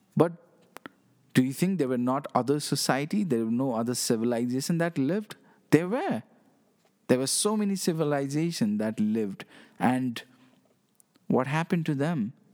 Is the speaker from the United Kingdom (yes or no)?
no; Nepal; I'm from Nepal, okay? I live in this small country